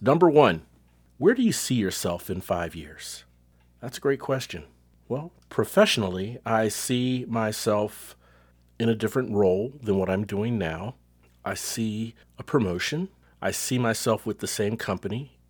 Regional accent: Cincinnati, Ohio, United States; now in Texas, United States; Cincinnati, my hometown

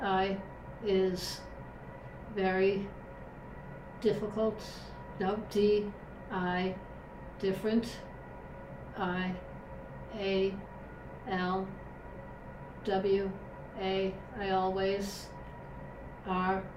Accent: New York, United States; moved away; we're from New York originally

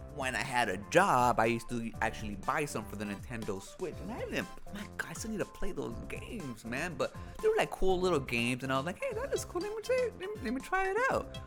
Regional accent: United States; Hispanic-born American, um, because, like, even though I have a parent that was born in Mexico, I'm not Mexican

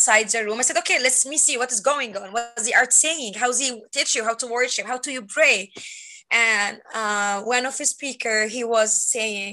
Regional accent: Egypt; English is a second language; moved away as an adult; now in United States; I'm from Egypt and I'm born in Christian family. In Egypt, we're born with Muslim religions or Christian religions

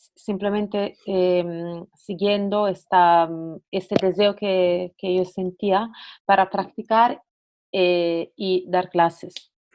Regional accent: Italy; accent: Italian; Spanish is a second language; moved away as an adult; also born or lived in Barcelona, Spain; soy italiana, bueno, como podéis probablemente escuchar de mi acento

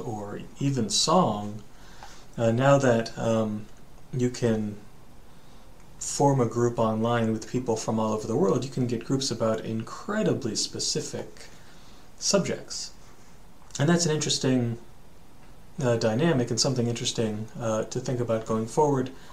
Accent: United States; also born or lived in Japan; you and I, we're Americans

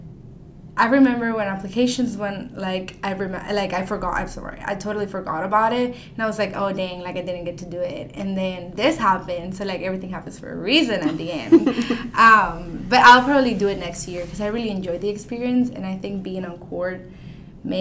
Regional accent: Maracaibo, Zulia, Venezuela; now in Arkansas, United States; I am a senior and I'm from Maracaibo, Venezuela.

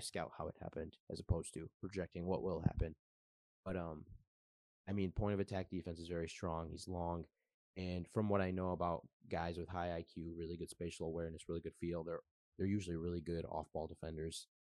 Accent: Detroit, Michigan, United States; I am from Michigan, Metro Detroit area

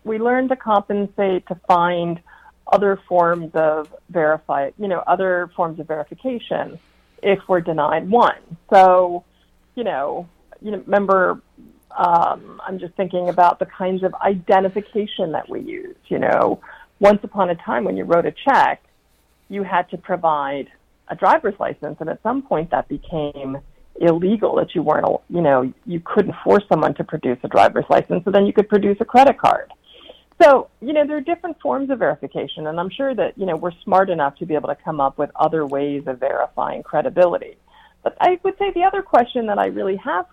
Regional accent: United States; also born or lived in New York City, New York / New Jersey; I grew up in in New Jersey and New York City

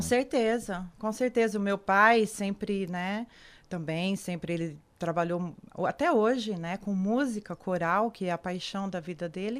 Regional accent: São Paulo, Brazil; a minha infância mesmo foi em São Paulo.

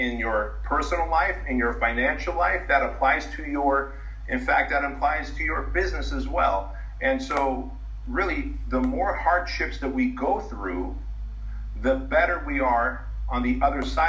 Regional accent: United States; also born or lived in a communist country; I was 6 years old when we came to the United States in 1980

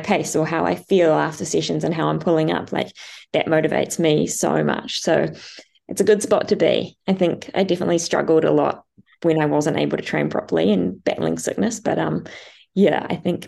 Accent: Noosa, Queensland, Australia; my hometown in Noosa

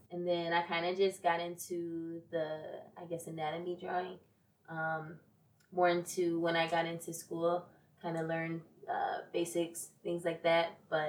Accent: Rochester, New York, United States; Rochester, New York.

